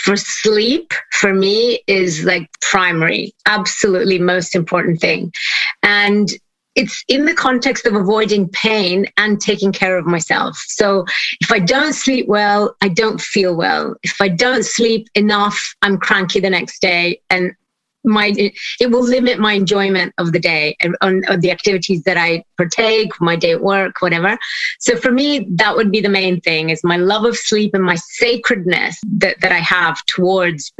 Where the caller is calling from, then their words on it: Switzerland; I'm calling in from Switzerland.